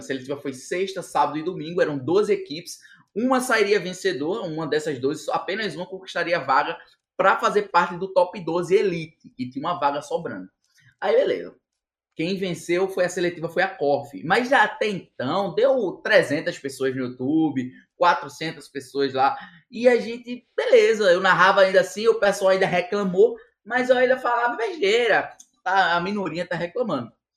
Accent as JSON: {"language": "Portuguese", "region": "Northeast Region", "country": "Brazil", "said": "eu sempre fui um cara como nordestino é"}